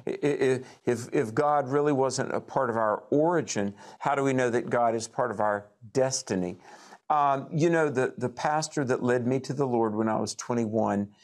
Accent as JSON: {"language": "English", "region": "North Carolina", "country": "United States", "said": "you and I also are from North Carolina."}